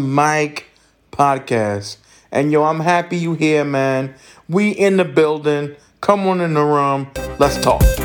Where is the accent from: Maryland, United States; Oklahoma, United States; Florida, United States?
Maryland, United States; my home state Maryland